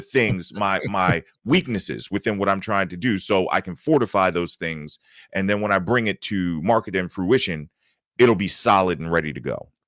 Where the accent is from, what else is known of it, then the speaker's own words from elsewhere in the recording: Baltimore, Maryland, United States; moved away as an adult; now in Atlanta, United States; I'm originally from Baltimore, Maryland. Uh, I grew up in Baltimore County, uh, just outside of the city of Baltimore